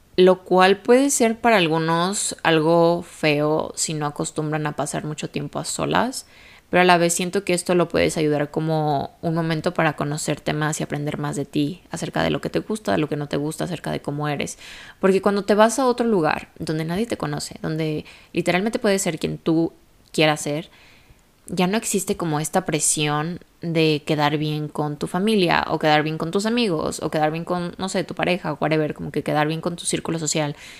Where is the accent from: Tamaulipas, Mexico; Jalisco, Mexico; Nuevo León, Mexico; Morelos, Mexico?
Jalisco, Mexico; Guadalajara; moved away as an adult; also born or lived in United States / Europe; Yo literalmente viví toda mi vida en la misma ciudad, soy de Guadalajara, México.